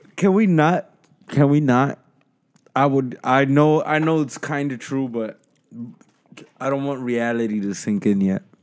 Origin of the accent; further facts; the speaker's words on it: United States; as the American people